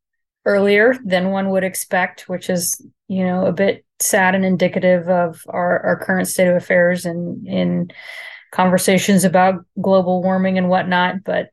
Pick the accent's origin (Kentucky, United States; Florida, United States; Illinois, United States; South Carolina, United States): South Carolina, United States; Charleston; born there; I was born in Charleston, South Carolina, to a Navy dad